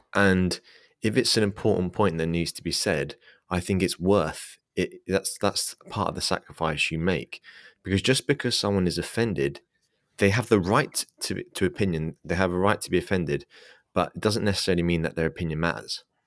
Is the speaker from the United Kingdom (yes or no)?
yes; England, United Kingdom; I'm English, I'm an Englishman.